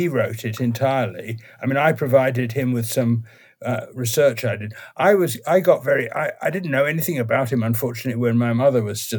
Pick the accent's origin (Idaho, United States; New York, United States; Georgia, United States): New York, United States; born there; Well, I was born in the US because my parents were in the US. And I was born in New York.